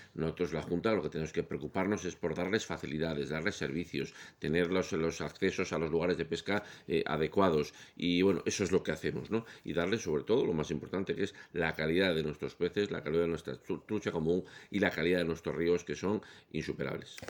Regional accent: León, Castile and León, Spain; yo soy de León

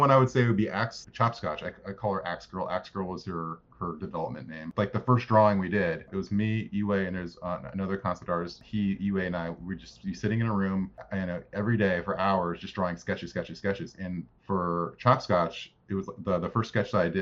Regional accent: United States; I grew up right outside of Washington, D.C.

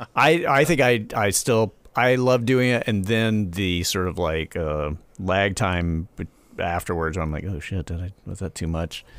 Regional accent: the South, United States; as a Southerner

